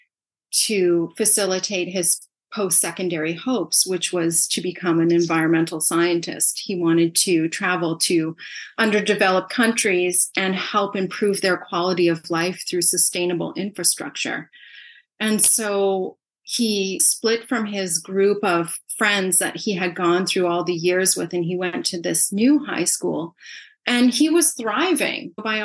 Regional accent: Canada; also born or lived in Saskatoon, Saskatchewan; we're from Canada

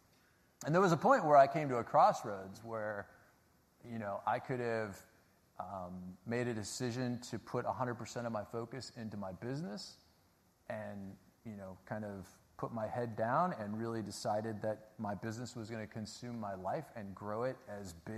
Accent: Chicago, Illinois, United States; my school was like featured as the worst inner city school in Chicago

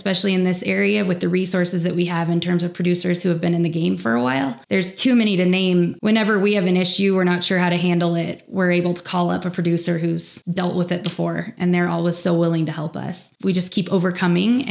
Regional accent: Sierra Valley, California, United States; born or raised there

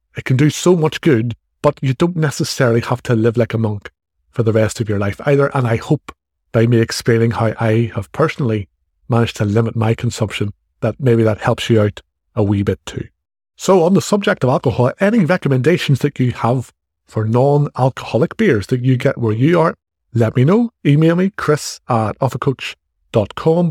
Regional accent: Ireland; accent: Irish; as you can probably tell from my accent, I, I'm in Ireland

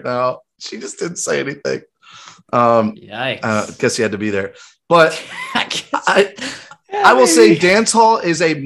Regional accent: Grand Rapids, Michigan, United States; my hometown, Grand Rapids

